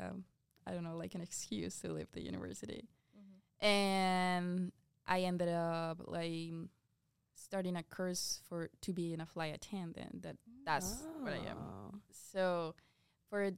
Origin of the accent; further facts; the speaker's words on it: Medellín, Antioquia, Colombia; English is a second language; moved away as an adult; now in Iowa, United States; I'm from Colombia. I'm from Medellin